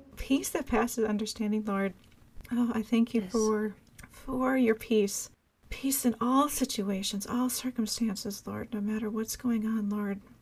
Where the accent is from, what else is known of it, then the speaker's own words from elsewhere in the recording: Minnesota, United States; my home state of Minnesota.